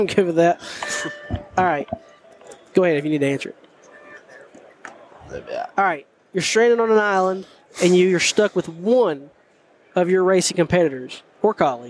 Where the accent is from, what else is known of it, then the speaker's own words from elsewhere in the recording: the South, United States; I think it's because I'm from